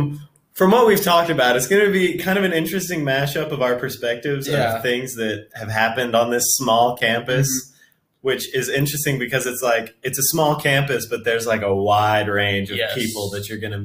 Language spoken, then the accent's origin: English; Young Harris, Georgia, United States; I am actually from Young Harris, Georgia. Mm-hmm. I've lived here my entire life. So I'm 5 minutes from the college